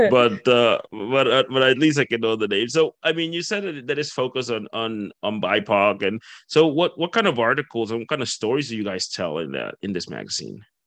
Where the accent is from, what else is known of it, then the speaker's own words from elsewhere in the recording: Dominican Republic; moved away; I'm from the Caribbean as well. I'm from the Dominican Republic